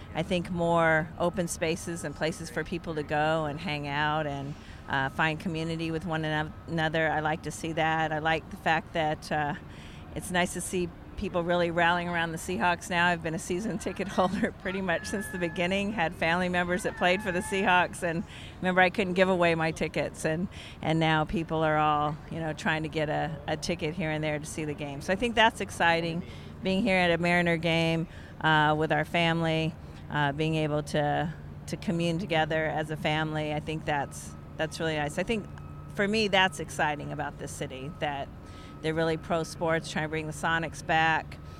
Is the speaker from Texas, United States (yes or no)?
no; Seattle, Washington, United States; I was born and raised in Seattle